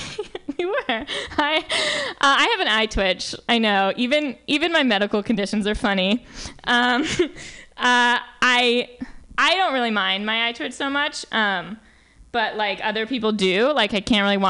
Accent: New York, United States; I'm from New York

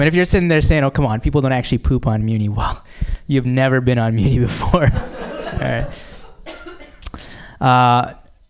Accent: Boston, Massachusetts, United States; moved away; I am from the Boston area originally.

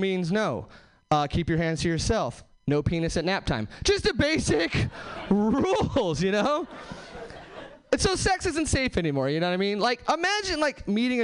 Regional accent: Hesperia, California, United States; now in Seattle, United States; I'm actually from Southern California originally. Nowhere famous, just like the Mojave Desert, Hesperia, California

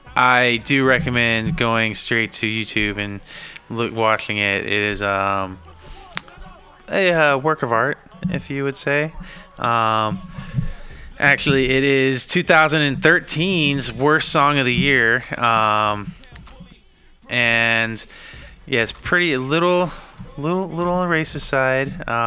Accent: East Coast, United States; That's one thing coming from, I'm from the East Coast myself.

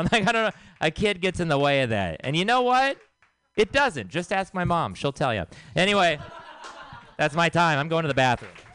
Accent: Texas, United States; moved away; I am from Texas

